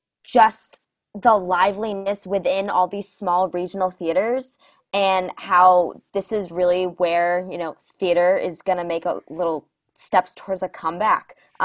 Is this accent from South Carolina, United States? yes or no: no; Vermont, United States; I am from Vermont